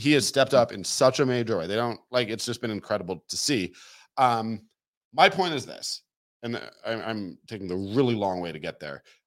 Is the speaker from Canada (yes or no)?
yes; Toronto, Ontario, Canada; moved away; I'm from Toronto